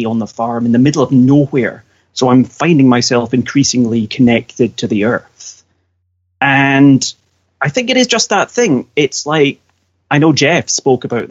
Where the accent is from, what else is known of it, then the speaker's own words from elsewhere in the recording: central Scotland, United Kingdom; also born or lived in Edinburgh; I live in central Scotland at the moment because I was in Edinburgh, but I got made redundant. So I'm back in my hometown, essentially.